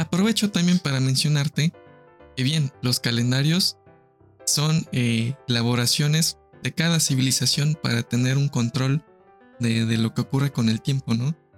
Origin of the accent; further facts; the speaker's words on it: Mexico; nuestro calendario mexica, zapoteco, maya